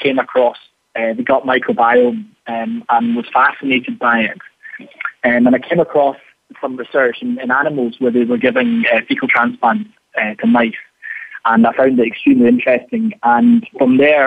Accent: Scotland, United Kingdom; I am very much Scottish, yes. I was born here and lived here, and so yeah, I'm Scottish.

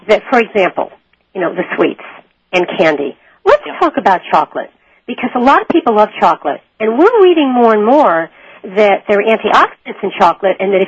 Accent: Connecticut, United States; moved away; I'm from Connecticut originally.

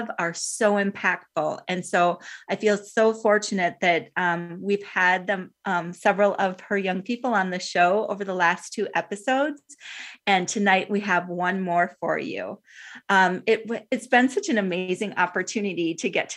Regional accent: Minnesota, United States; being from the state of Minnesota, the state of hockey

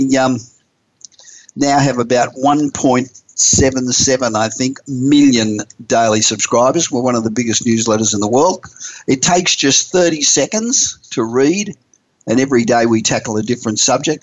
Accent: Australia; now in United States; as an Australian, although I've lived in the United States for over 30 years

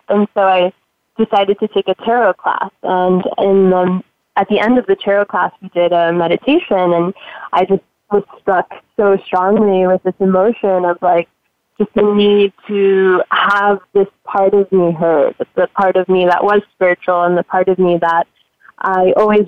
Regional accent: Miami, Florida, United States; I grew up in Miami, Florida, and I love where I'm from

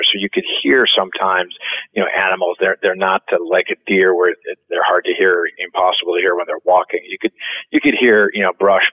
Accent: Minnesota, United States; also born or lived in France; I'm from Minnesota, and we were populated by a bunch of Swedes

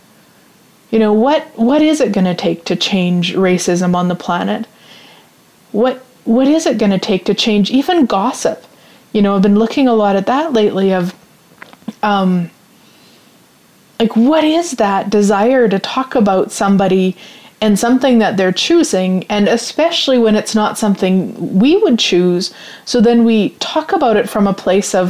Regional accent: Canada; even though I'm Canadian

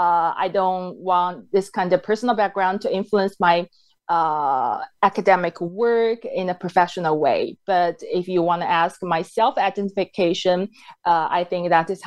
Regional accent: United States; accent: American; And I asked him, like, how did you know I'm from America? And he said, because you have a strong American accent.

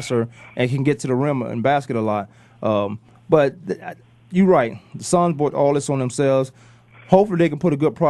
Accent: Virginia, United States; moved away as an adult; now in Arizona, United States; I'm from Virginia

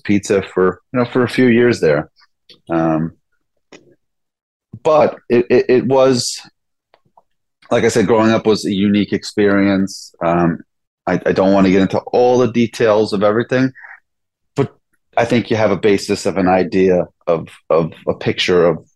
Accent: New York City, New York, United States; grew up in the Bronx in New York, right in the city.

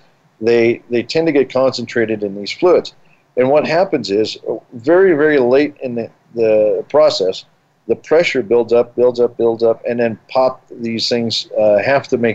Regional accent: Colorado, United States; I grew up here in Colorado.

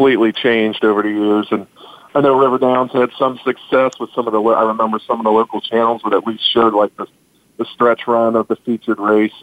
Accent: Cincinnati, Ohio, United States; I grew up in Cincinnati.

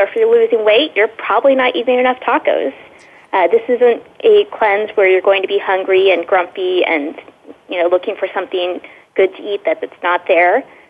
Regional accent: Texas, United States; I grew up in Texas, and tacos are just an everyday part of life here. But it definitely, tacos really became the focus of my life when I moved to Austin about 6 years ago.

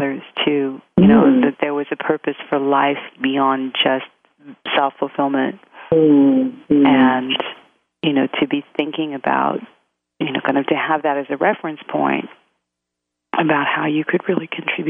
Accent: Australia; I grew up in Australia. And but my father was Maltese.

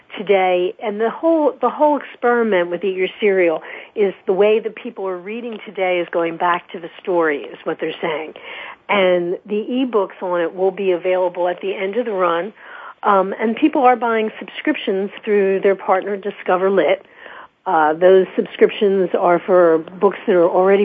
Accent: Philadelphia, Pennsylvania, United States; moved away; also born or lived in New York; I grew up in Philadelphia and moved to New York.

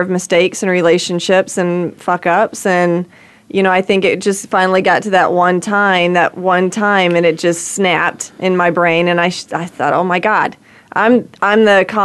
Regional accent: rural Georgia, United States; moved away; I was born and bred in the South

